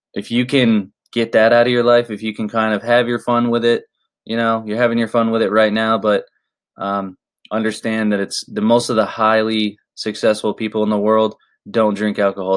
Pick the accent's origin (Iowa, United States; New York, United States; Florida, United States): Florida, United States; Orlando; now in Los Angeles, United States; I was born in Orlando, Florida